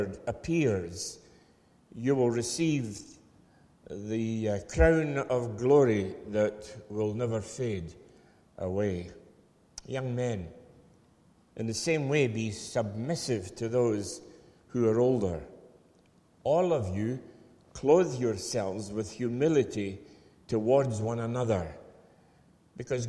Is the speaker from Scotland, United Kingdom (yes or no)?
yes; Falkirk, Scotland, United Kingdom; I hail from Falkirk, and I can remember in the late 40s coming to Airdrie as a young lad